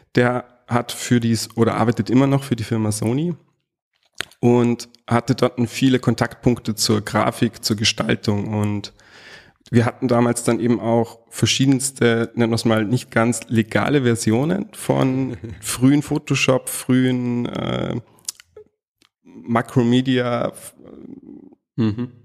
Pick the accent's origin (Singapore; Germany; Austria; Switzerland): Austria; Salzburg; accent: hochdeutsch; ich bin gebürtiger Salzburger, geboren und aufgewachsen